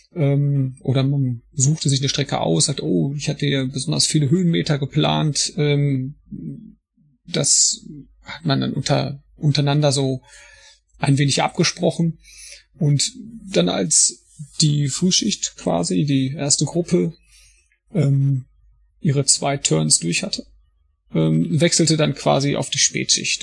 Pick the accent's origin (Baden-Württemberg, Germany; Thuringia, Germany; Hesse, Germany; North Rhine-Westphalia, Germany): North Rhine-Westphalia, Germany; Paderborn; ich bin auch beruflich Feuerwehrmann und komme aus Paderborn